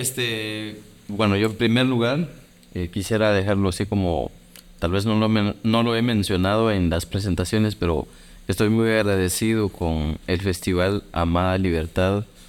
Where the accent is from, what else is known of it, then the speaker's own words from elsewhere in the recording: Guatemala; soy de Guatemala